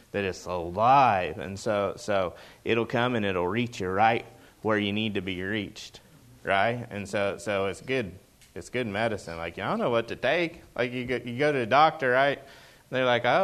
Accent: Oklahoma, United States; moved away as an adult; now in Seattle area, United States; I grew up in Oklahoma

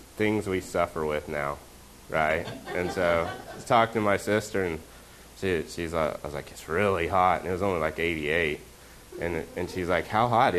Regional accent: Oklahoma, United States; moved away; I'm from Oklahoma.

